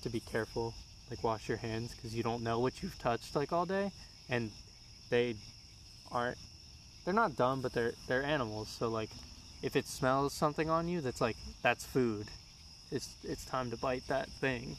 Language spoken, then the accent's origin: English; Florida, United States; I was born in Florida and I lived with my grandma